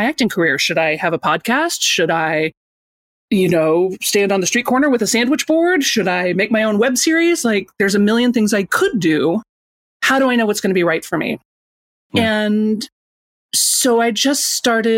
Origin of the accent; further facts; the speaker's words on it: Chicago, Illinois, United States; I grew up in Chicago, Illinois, and I spent most of my life as an actor